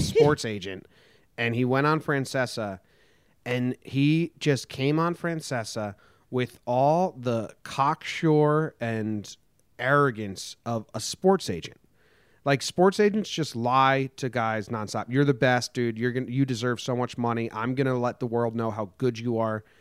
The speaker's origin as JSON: {"language": "English", "country": "United States", "tie": "born or raised there", "also_born_or_lived": "New Jersey / Connecticut / California", "moved": "as an adult", "said": "I grew up in New Jersey and Connecticut"}